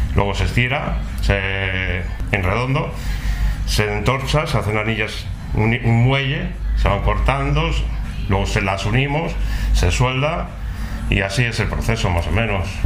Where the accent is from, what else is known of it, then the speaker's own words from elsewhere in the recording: Leganés, Community of Madrid, Spain; moved away as an adult; Yo soy de Leganés.